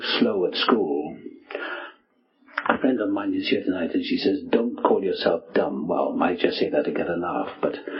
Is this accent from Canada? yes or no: no; South Wales, United Kingdom; moved away as an adult; also born or lived in England; now in United States; I was born in South Wales